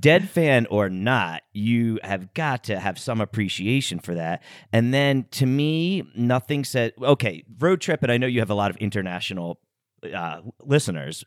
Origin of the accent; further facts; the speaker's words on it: United States; we grew up here in the States